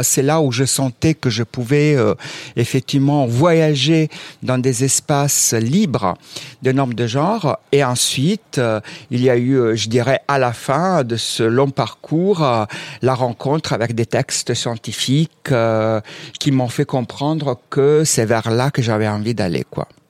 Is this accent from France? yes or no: no; Southern Italy, Italy; moved away; je viens aussi du sud de l'Italie